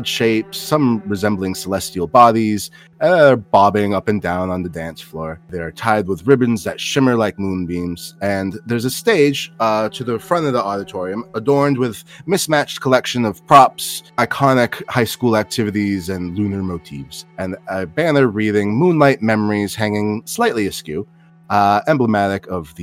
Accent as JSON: {"language": "English", "town": "Newark", "region": "New Jersey", "country": "United States", "tie": "born or raised there", "said": "my hometown of Newark, New Jersey"}